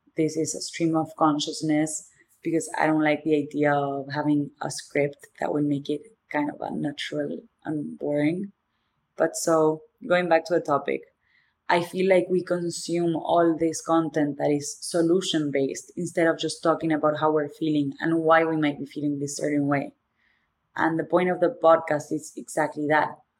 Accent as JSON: {"language": "English", "country": "Argentina", "also_born_or_lived": "Boston", "accent": "thick accent", "second_language": "English", "moved": "as an adult", "lives_now": "New York, United States", "said": "The thick accent is because I'm from Argentina"}